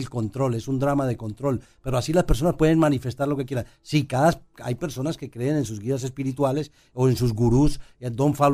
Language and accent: Spanish; Puerto Rico; moved away; cuando yo, cuando yo salí de Puerto Rico